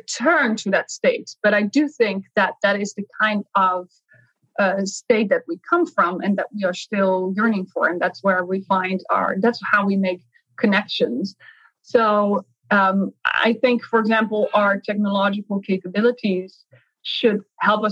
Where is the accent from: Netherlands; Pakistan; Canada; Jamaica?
Netherlands; I grew up in the Netherlands